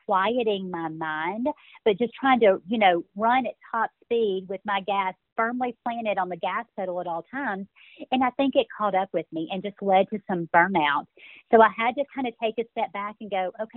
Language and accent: English; Birmingham, Alabama, United States; accent: Southern; also born or lived in Texas; now in Dallas area, Texas, United States; I grew up in Birmingham, Alabama, so I'm an Alabama girl